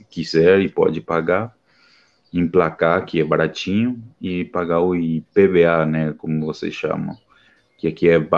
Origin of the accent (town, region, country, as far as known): Paraguay